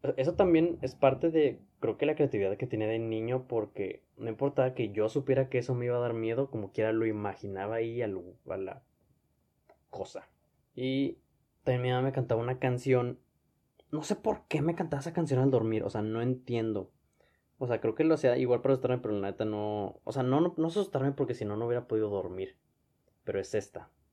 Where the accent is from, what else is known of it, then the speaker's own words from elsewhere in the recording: Monterrey, Nuevo León, Mexico; Yo soy de Monterrey, pero no me hubiera quedado en Monterrey.